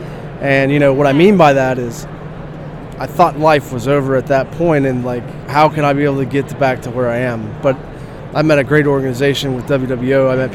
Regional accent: Ohio, United States; my home state of Ohio, where I'm currently living now

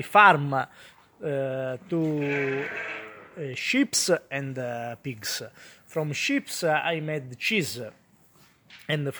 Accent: Calabria, Italy; moved away as an adult; now in Florence, Italy; I'm from Calabria, I moved here in Florence in 2017.

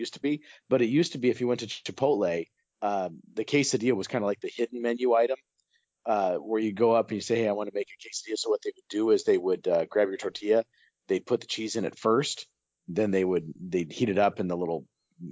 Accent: Hillsboro, United States; growing up in Hillsboro

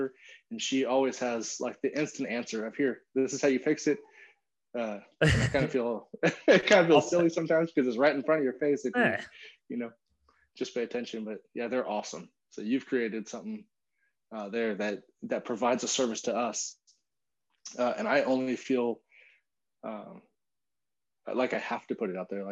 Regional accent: California, United States; moved away as an adult; now in Austin, United States; We grew up together in California.

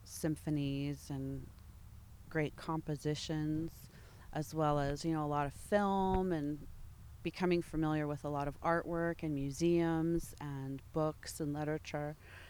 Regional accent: Michigan, United States; born there; I was born in Michigan, yes.

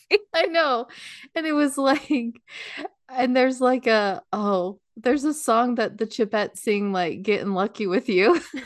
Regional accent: United States; we're American

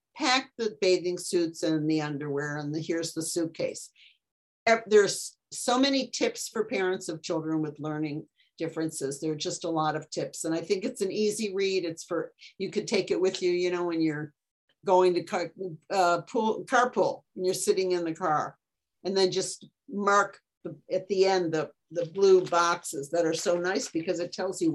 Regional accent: Detroit, Michigan, United States; I'm from Detroit, and so that's Motown.

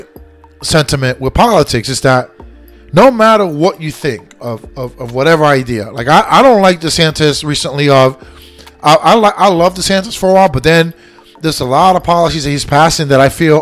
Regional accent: Lakeland, Florida, United States; also born or lived in New York, New York / Puerto Rico (ancestry); I was born and raised here. Florida is my state. Lakeland is my hometown

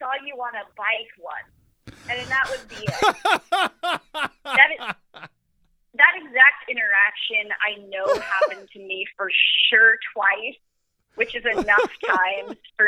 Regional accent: Asheville, North Carolina, United States; moved away as an adult; also born or lived in Wilmington, North Carolina; now in Portland, United States; I grew up in Asheville, North Carolina.

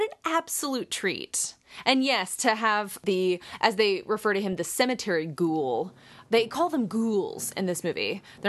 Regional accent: Pittsburgh, Pennsylvania, United States; I got a call to come back and audition for a film in my hometown of Pittsburgh.

